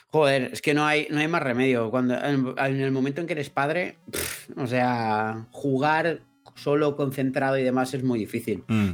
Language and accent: Spanish; Mallorca, Balearic Islands, Spain; nosotros somos de Mallorca todos